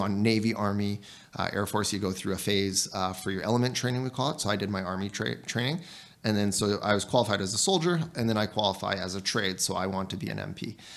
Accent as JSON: {"language": "English", "country": "Canada", "said": "as a Canadian soldier"}